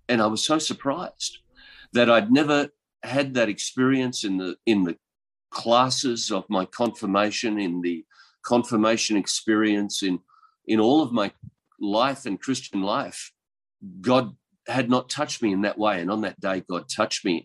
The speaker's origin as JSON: {"language": "English", "region": "east coast of Australia", "country": "Australia", "tie": "born or raised there", "said": "I'm from Australia, and um, I was born in the country in uh, the on the east coast of Australia"}